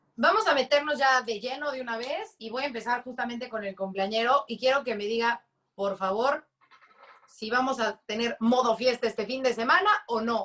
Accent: Mexico; como buena mexicana

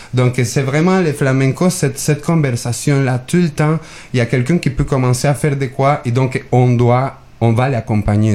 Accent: Mexico; moved away; je viens de Mexique.

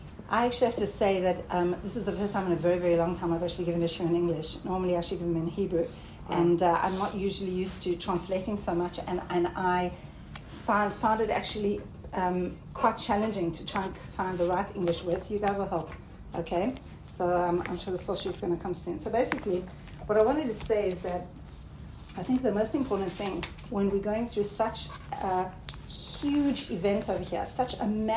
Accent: South Africa; also born or lived in Australia; now in Israel; Okay, so I'm originally from South Africa and Australia, and I met Aliyah about 30 years ago.

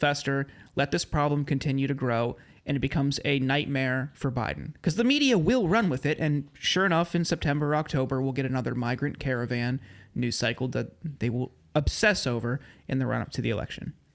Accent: Ohio, United States; now in Los Angeles, United States; I grew up in Ohio

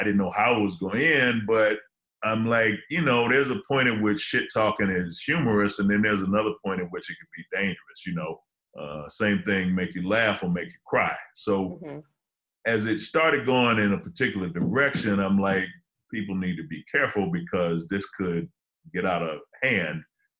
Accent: Detroit, Michigan, United States; now in Los Angeles, United States; Well, I'm from Detroit, but I'm living in L.A., so I got to rep the West just on GP.

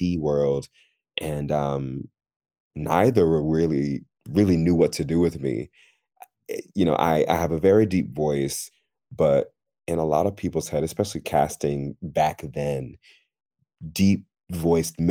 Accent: New York City, New York, United States; moved away as an adult; also born or lived in New Jersey / Chicago / Austria; now in United Kingdom; I'm originally from New York City, like actually New York City, one of the five boroughs. I was born in Queens, half grew up in Queens, and then I moved to New Jersey

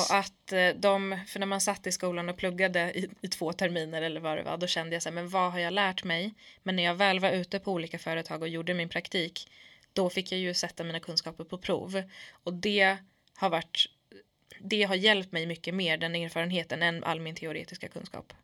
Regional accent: Sweden; jag är från förorten, jag är kurd i grunden

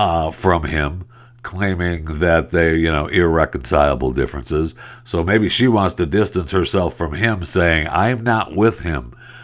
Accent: Saginaw, Michigan, United States; You know that I'm from Saginaw right there originally.

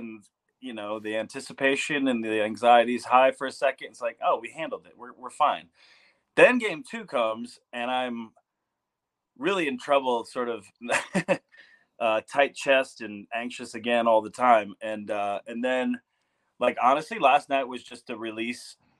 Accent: Detroit, Michigan, United States; now in Colorado, United States; I grew up in Detroit

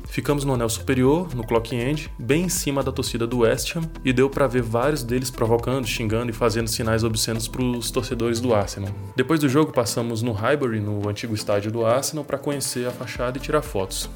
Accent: Brasília, Federal District, Brazil; eu sou de Brasília

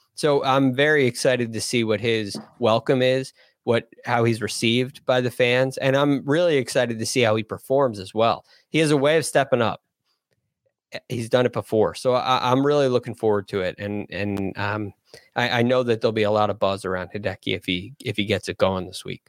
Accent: United States; being an American

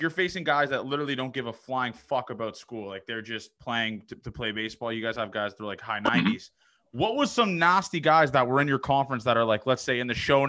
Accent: Toronto, Ontario, Canada; also born or lived in Nebraska; being a guy from Toronto, I didn't really understand the whole country lifestyle and all that kind of stuff. So I went to school in Nebraska

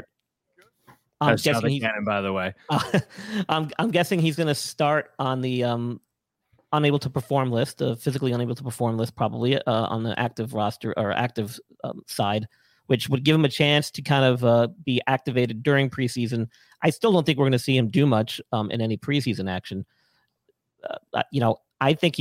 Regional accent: New York, United States; moved away; I'm from New York originally.

